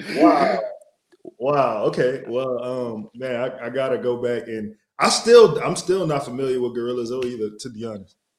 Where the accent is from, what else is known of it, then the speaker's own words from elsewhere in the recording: New Orleans, Louisiana, United States; moved away; I'm from New Orleans